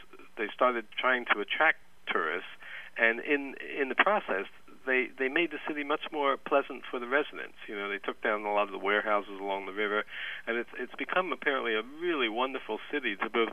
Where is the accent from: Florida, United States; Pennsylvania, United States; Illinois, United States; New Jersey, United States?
New Jersey, United States; I grew up in New Jersey.